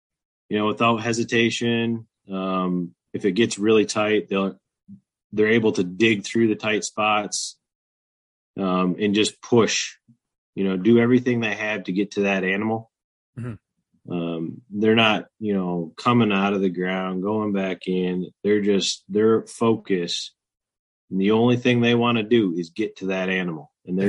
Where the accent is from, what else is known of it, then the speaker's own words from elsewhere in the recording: Michigan, United States; I'm from Michigan, up in the Thumb.